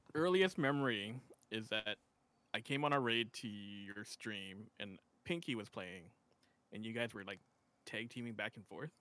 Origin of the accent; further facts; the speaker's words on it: West Coast of Canada, Canada; I'm from Canada on the West Coast